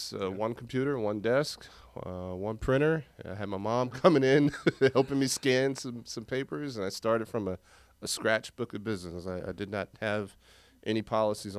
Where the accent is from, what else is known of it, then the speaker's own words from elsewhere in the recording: Southern California, United States; moved away as an adult; also born or lived in Jackson, Mississippi; now in Florida, United States; originally born and raised in Southern California by way of Jackson, Mississippi. That's where all my family is from.